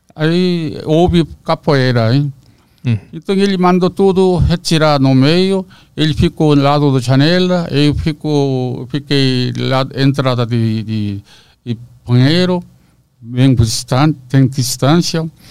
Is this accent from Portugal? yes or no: no; South Korea; Portuguese is a second language; moved away as an adult; now in Brazil; eu sou josenjin